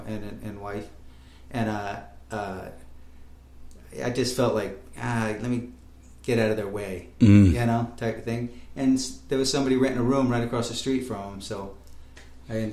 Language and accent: English; Rhode Island, United States; also born or lived in Northern Virginia; now in Nashville, United States; Originally Rhode Island